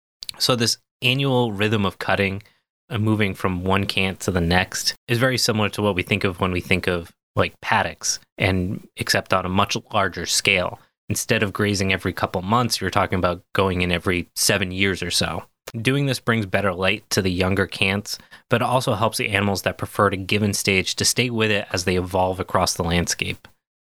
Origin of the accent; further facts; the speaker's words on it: United Kingdom; I mean, that probably makes sense, but cont feels like British. I'm very British.